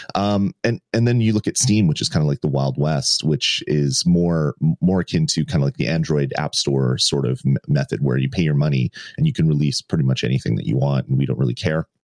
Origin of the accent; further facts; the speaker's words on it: Canada; I'm not American, um, but uh, I'm Canadian